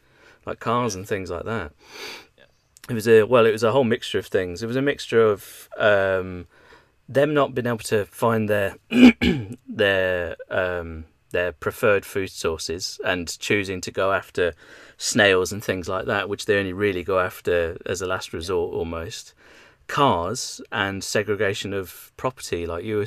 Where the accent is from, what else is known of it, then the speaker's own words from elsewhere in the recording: Leicestershire, East Midlands, United Kingdom; moved away; I come from Leicestershire